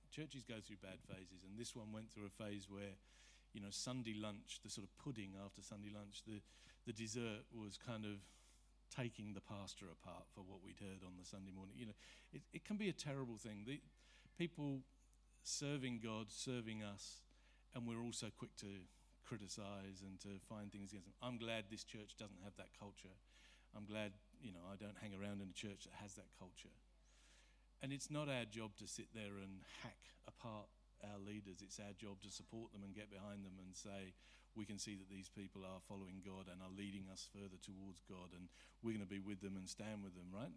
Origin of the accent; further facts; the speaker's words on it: Surrey, South East England, United Kingdom; I'm from Surrey.